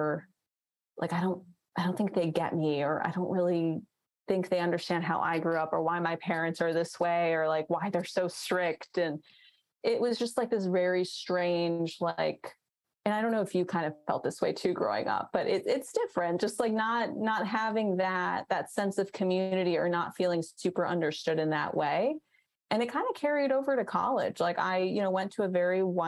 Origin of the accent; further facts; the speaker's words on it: New York City, New York, United States; I grew up in Queens